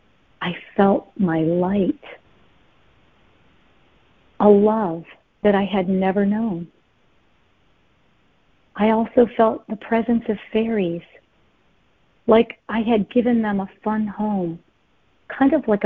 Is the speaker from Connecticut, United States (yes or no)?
yes; Connecticut, United States; As a little girl growing up in Connecticut, we moved here when I was 7